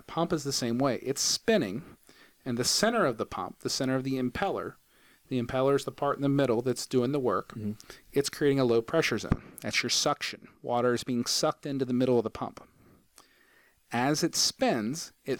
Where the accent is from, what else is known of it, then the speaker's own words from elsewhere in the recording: Huntington, West Virginia, United States; also born or lived in Purdue University, Indiana; I'm from Huntington, but I got my undergrad at Purdue University